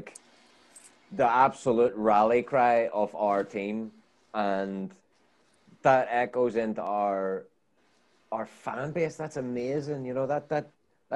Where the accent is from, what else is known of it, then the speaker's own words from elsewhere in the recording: Ireland; I'm Irish